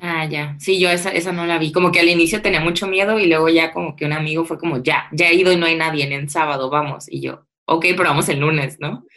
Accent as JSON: {"language": "Spanish", "town": "Tijuana", "region": "Baja California", "country": "Mexico", "also_born_or_lived": "Mexico City", "said": "regresarme a Tijuana, ¿no? De donde soy"}